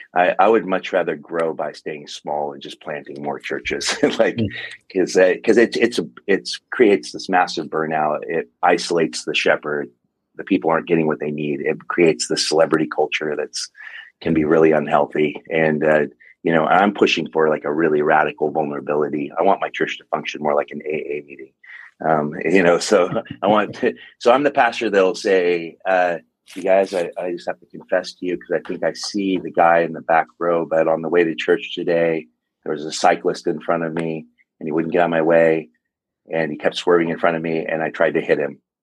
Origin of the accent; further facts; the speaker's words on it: Longview, Washington, United States; also born or lived in Rainier, Oregon / Seattle / Spokane / California; now in Portland, United States; I grew up in Longview, Kelso, Washington